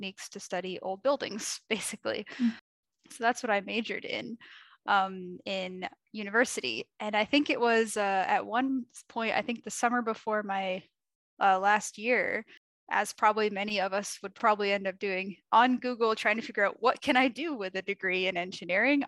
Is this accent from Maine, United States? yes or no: yes; Portland, Maine, United States; moved away; also born or lived in Rochester, New York; I grew up in Portland, Maine, which is right on the coast